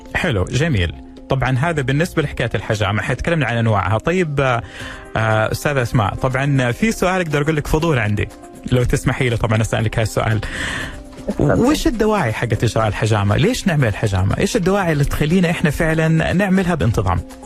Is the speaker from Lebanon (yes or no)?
no; Saudi Arabia; عندنا في السعوديه